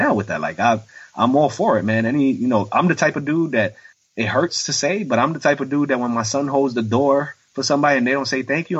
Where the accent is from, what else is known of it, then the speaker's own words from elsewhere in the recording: New York City, New York, United States; even though I'm 39. They'll look at me and be like, no way you used to fight these bullies off. That's all I did. Like, I grew up in the South Bronx.